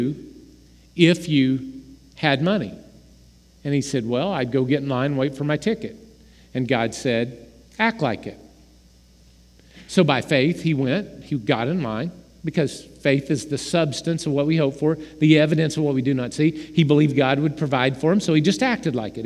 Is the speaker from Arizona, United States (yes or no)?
no; Oklahoma, United States; We're from Oklahoma